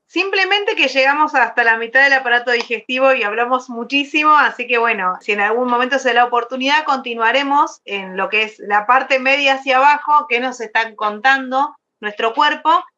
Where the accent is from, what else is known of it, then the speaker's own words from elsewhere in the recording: Argentina; soy de Argentina.